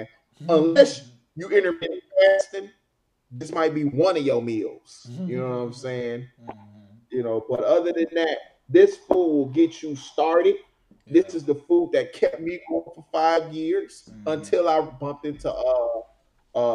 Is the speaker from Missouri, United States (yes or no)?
no; Chicago, Illinois, United States; also born or lived in Oak Park, Illinois; I grew up in Beverly, and then I moved to Oak Park with my brothers in high school.